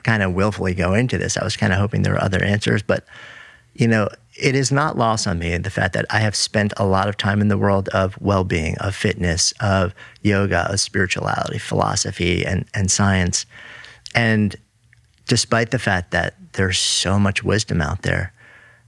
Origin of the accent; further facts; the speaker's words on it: New York, United States; as a New Yorker.